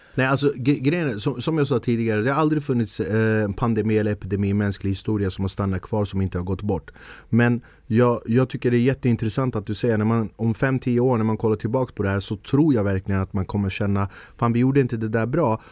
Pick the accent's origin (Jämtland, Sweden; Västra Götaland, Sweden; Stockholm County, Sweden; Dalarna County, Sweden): Stockholm County, Sweden; Stockholm; jag är född och uppvuxen i Stockholm